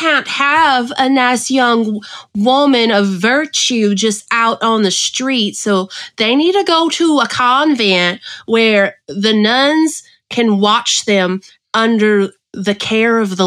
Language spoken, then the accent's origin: English; Cajun, Louisiana, United States; my family raised me Catholic because I am Cajun